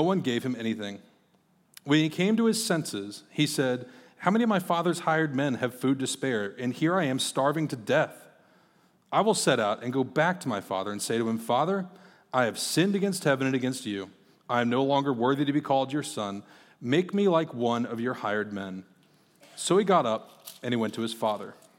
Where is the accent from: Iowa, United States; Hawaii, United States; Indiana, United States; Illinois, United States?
Iowa, United States; Marshalltown; also born or lived in Texas; I grew up in Marshtown, Iowa